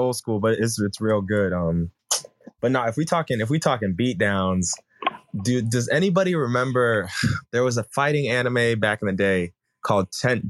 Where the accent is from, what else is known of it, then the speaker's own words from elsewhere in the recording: Florida, United States; I'm from Florida, but y'all can call me